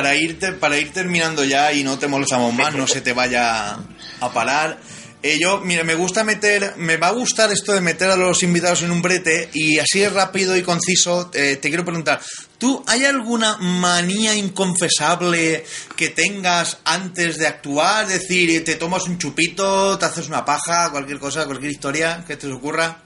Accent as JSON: {"language": "Spanish", "region": "Valencian Community", "country": "Spain", "said": "yo soy castellano, valenciano parlante, también somos más o menos de la misma zona"}